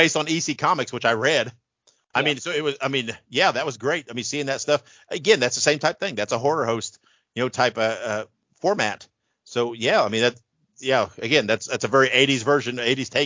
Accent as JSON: {"language": "English", "region": "Indiana", "country": "United States", "tie": "born or raised there", "said": "I grew up in Indiana, on WTTV4 out of Indianapolis"}